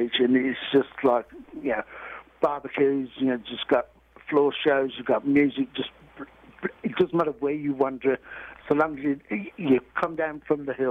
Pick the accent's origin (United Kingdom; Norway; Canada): United Kingdom; England; We come from England.